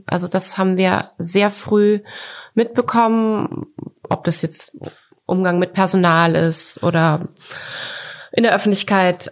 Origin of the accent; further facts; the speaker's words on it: Coburg, Bavaria, Germany; also born or lived in Düsseldorf; now in Berlin, Germany; ich bin doch Coburgerin.